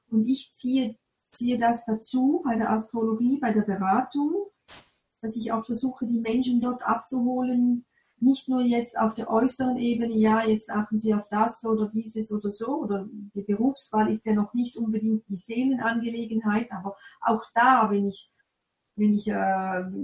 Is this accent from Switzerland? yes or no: yes; Appenzell, Switzerland; ich komme aus dem Appenzellerland, da gibt es oft noch Bauern